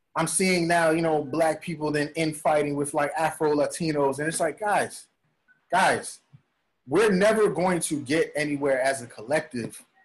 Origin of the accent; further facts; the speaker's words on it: New York City, New York, United States; I'm from the Bronx, right? I'm from mm-hmm. Bronx, New York